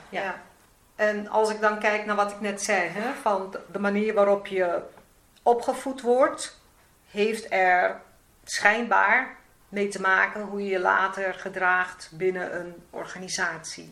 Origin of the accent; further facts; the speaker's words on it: Suriname; now in Netherlands; ik, kom zelf uit Suriname. Ik ben in Suriname geboren